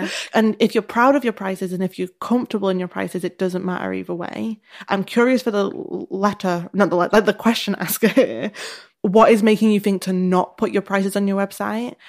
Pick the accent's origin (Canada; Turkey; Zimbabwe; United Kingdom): United Kingdom; the north of England; accent: northern; my northern accent